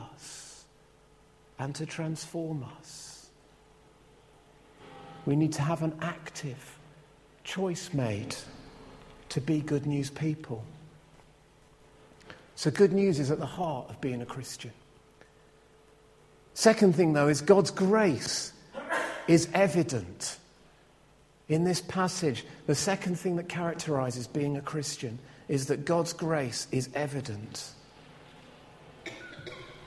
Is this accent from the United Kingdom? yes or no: yes; Scotland, United Kingdom; I'm a Scot.